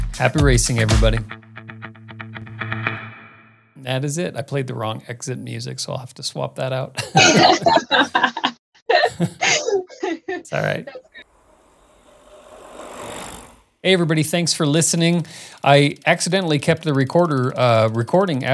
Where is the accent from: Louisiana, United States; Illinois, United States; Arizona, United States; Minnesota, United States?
Arizona, United States; Phoenix; growing up in Phoenix, like Camelback Mountain, South